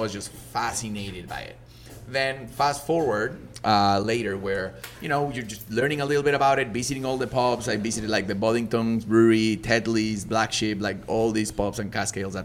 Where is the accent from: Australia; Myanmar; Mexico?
Mexico; English is a second language; moved away as an adult; also born or lived in Leeds, England; now in Canada; I'm not from an English-speaking country. I was born in Mexico